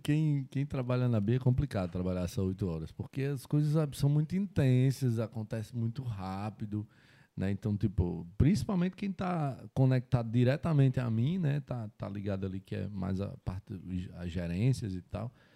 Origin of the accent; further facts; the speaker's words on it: Mossoró, Rio Grande do Norte, Brazil; Mossoró, Rio Grande do Norte